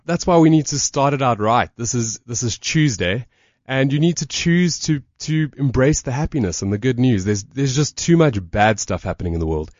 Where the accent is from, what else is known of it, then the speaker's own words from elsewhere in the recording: South Africa; We're from South Africa